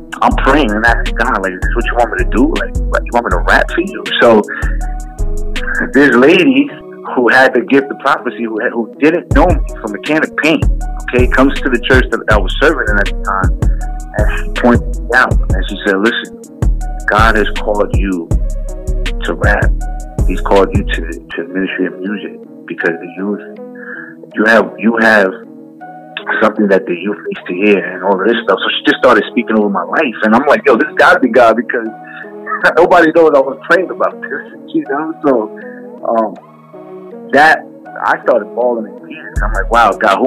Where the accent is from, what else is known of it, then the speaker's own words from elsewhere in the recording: Jersey City, New Jersey, United States; also born or lived in West New York, New Jersey; I was grew up in Hudson County, New Jersey, born and raised in Jersey City